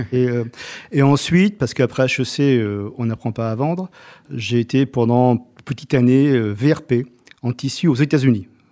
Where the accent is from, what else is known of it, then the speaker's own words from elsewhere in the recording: Rome, Lazio, Italy; also born or lived in Salento; now in France; je suis né à Rome et toute ma famille est du Salento